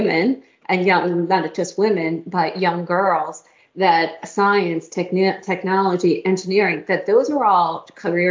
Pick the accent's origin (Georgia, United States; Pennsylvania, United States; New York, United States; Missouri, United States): Pennsylvania, United States; moved away; I grew up in Pennsylvania